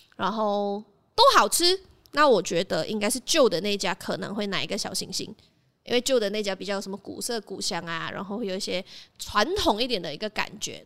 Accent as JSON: {"language": "Chinese", "country": "Malaysia", "tie": "born or raised there", "said": "起床盖真的是一个我在那边长大，然后吃了很多东西长大的地方"}